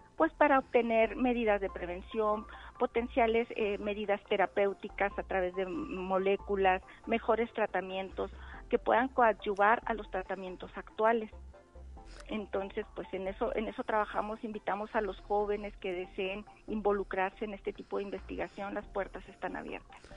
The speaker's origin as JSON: {"language": "Spanish", "region": "Chihuahua", "country": "Mexico", "moved": "as an adult", "lives_now": "San Luis Potosí, Mexico", "said": "yo vengo del estado de Chihuahua"}